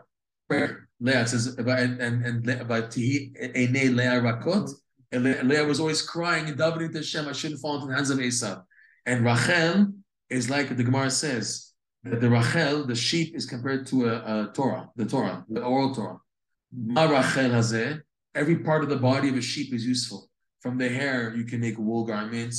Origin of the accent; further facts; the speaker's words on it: United States; We're all American. We're North Americans.